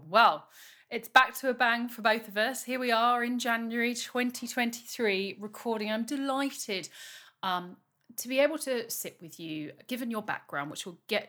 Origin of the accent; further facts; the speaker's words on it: United Kingdom; I'm very British talking about this now